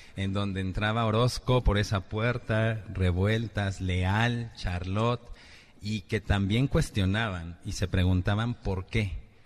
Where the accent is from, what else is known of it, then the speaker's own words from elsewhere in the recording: Mexico; a todos como mexicanos